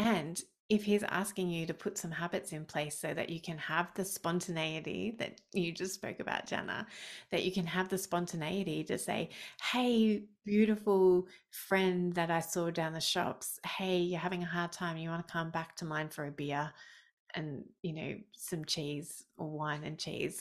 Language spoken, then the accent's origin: English; Australia; I'm Australian.